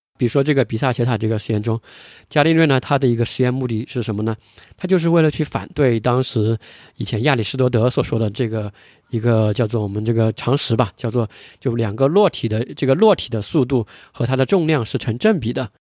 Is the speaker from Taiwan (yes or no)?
no; China; 我们是中国人